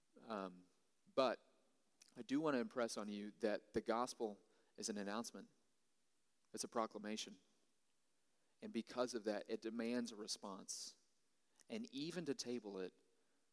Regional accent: United States

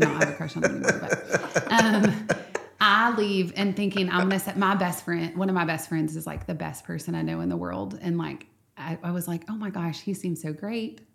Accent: Nacogdoches, Texas, United States; I grew up in Nacogdoches, and I grew up, um, going to Grace Bible Church

